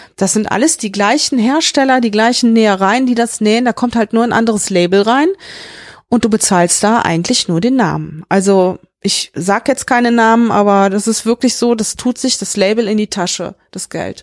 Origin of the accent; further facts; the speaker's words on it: Mönchengladbach, North Rhine-Westphalia, Germany; now in Meckenheim, Germany; Ich komme ja aus Mönchengladbach, das war ja mit die Modehochburg, ne, mit Krefeld und Düsseldorf